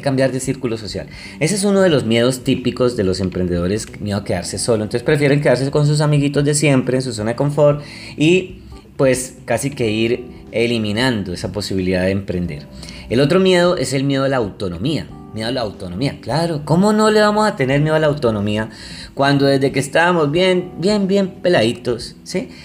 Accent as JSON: {"language": "Spanish", "country": "Colombia", "said": "yo soy de Colombia"}